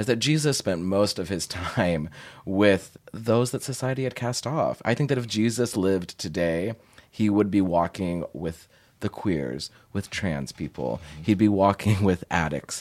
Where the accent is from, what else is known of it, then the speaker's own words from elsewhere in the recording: Portland, United States; in Portland, in the suburbs outside